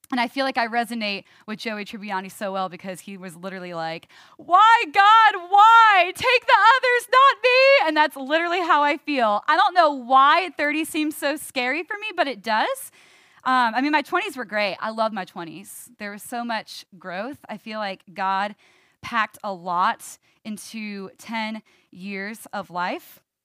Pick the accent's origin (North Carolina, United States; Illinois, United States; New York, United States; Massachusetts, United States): New York, United States; I'm a New Yorker, born and raised